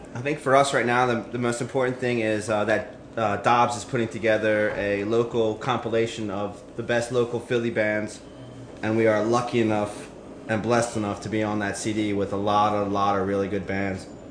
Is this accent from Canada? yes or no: no; Singapore; moved away; I'm Filipino, but I grew up in Singapore